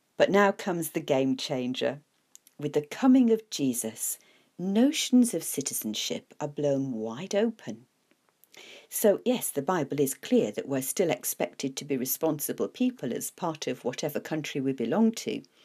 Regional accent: United Kingdom; I am a British citizen

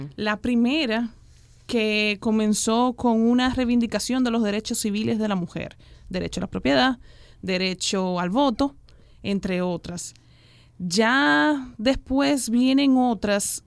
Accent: Dominican Republic; yo tengo como mujer dominicana y caribeña

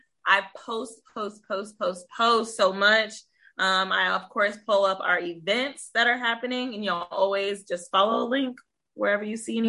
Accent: Iowa, United States; now in Texas, United States; I'm a girl from Iowa who's got a hike group, so here in Texas.

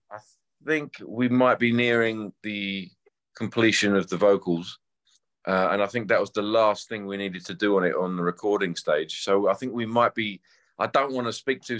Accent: London, United Kingdom; I grew up playing covers around England and London

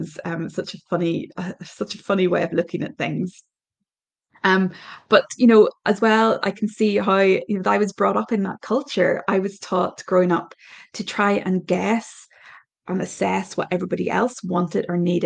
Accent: Ireland; My background is I'm Irish

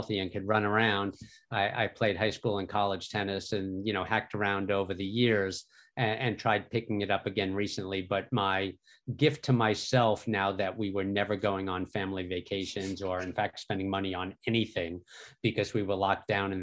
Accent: New York, United States; moved away as an adult; now in Philadelphia, United States; I grew up in New York.

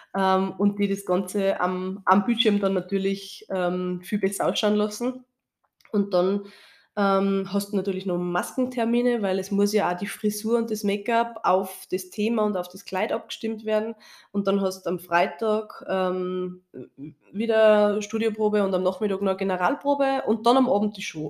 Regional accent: Austria; bei uns in Österreich

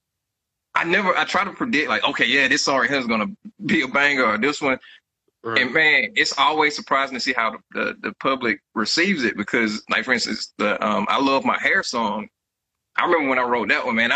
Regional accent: Jeffersonville, Georgia, United States; now in Houston, United States; My hometown, where I'm originally from, is called Jeffersonville, Georgia

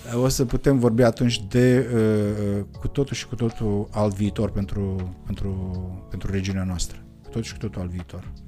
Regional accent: Moldavia, Romania; ne identificăm ochii celorlalți ca moldoveni

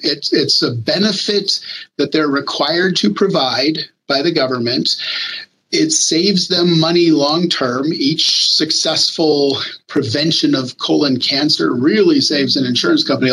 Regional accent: New Mexico, United States; I'm from New Mexico. My parents worked at the National Labs in Los Alamos

